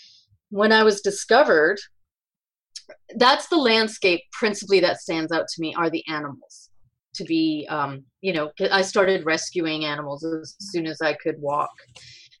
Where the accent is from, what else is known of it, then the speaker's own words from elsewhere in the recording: Spain; moved away; I grew up and I was born in Spain